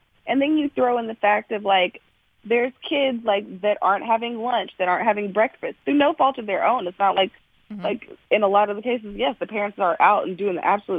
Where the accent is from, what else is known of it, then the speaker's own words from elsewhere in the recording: Georgia, United States; also born or lived in Kentucky; I'm from Georgia. I'm an Army grad.